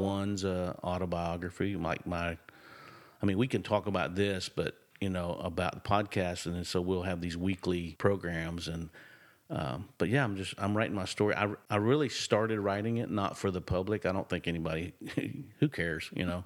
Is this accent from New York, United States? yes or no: no; Nashville, Tennessee, United States; accent: drawl; I was born and raised in Nashville